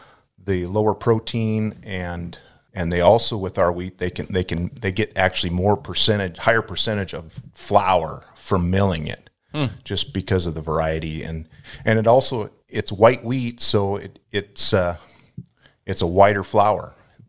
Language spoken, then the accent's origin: English; Lynden, Washington, United States; now in Palouse, United States; I grew up in the Linden.